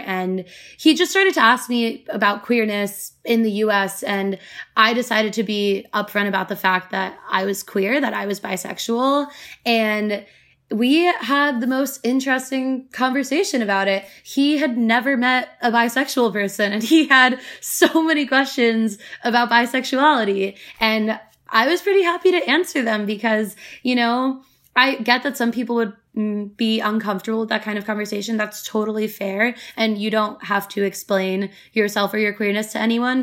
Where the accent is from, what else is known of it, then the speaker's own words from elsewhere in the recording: United States; growing up in America